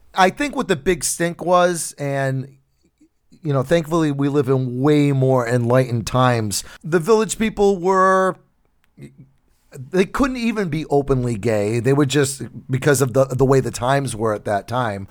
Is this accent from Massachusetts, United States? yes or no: yes; New Bedford, Massachusetts, United States; my hometown over here in New Bedford